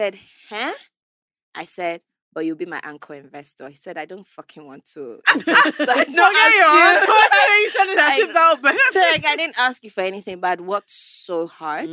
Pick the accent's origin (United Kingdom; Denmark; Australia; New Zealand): United Kingdom; England; moved away as an adult; now in Nigeria; Growing up in England